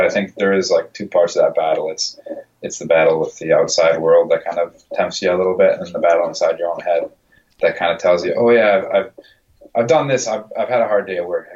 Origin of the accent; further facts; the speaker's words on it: Minnesota, United States; moved away as an adult; also born or lived in Wisconsin; now in Boston, United States; I grew up in Minnesota